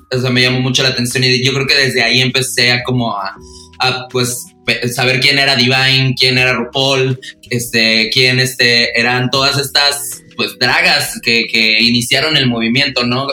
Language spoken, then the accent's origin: Spanish; Los Mochis?, Sonora, Mexico; moved away as an adult; also born or lived in Monterrey; yo soy de Mocillos de Sonora. Me mudé a Monterrey